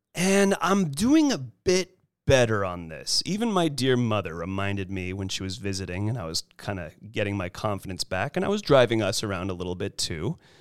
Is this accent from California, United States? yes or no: yes; Monterey Peninsula, California, United States; now in Los Angeles, United States; I'm originally from the Monterey Peninsula